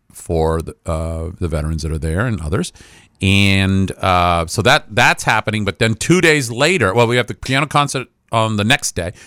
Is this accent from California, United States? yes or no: no; Franklin County, Maine, United States; I am from Franklin County